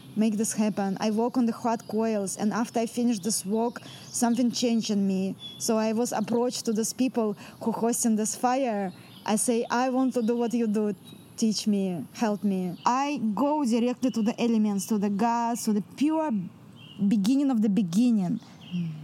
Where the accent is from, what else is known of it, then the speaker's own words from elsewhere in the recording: Central Russia, Russia; English is a second language; now in Mount Shasta, United States; I'm from Russia. I'm full blood Russian from the center of Russia, where the three countries connected together